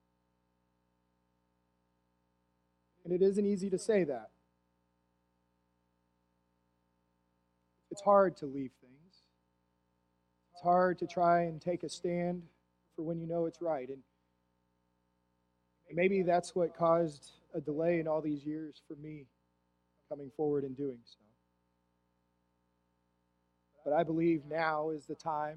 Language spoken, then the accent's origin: English; Plainview, Texas, United States; I was born in Plainview, Texas, and was dedicated at First Christian Church Disciples of Christ in Plainview, Texas as a baby. I then would be baptized in that church